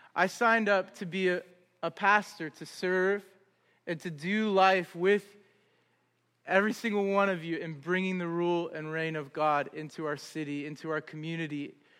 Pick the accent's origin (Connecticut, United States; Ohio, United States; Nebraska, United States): Ohio, United States; Columbus; moved away as an adult; also born or lived in Augusta, Georgia; now in Cleveland, United States; We're from Columbus. Originally